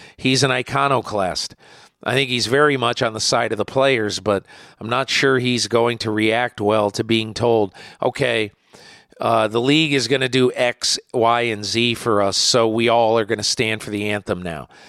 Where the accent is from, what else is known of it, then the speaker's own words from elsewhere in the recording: Connecticut, United States; I'm from Connecticut